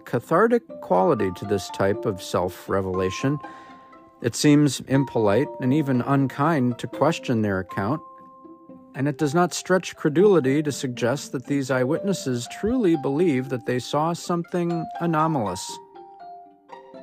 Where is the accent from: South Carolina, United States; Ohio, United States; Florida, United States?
Ohio, United States; my home state of Ohio